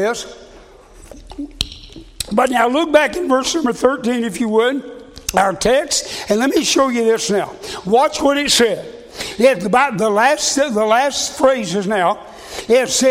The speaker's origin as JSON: {"language": "English", "country": "United States", "said": "I'm an American"}